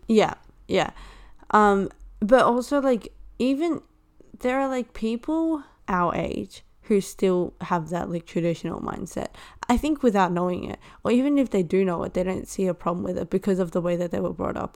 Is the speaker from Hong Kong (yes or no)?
yes; Hong Kong; moved away; I am from Hong Kong